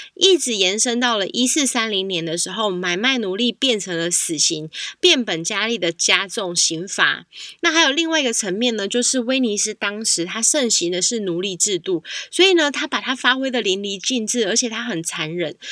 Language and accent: Chinese; Taiwan; 我自己身为台湾人